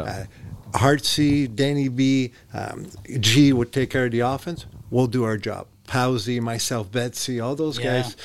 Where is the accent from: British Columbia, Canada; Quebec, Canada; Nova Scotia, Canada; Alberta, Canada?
Quebec, Canada; Montreal; English is a second language; moved away as an adult; I was a little guy growing up in Montreal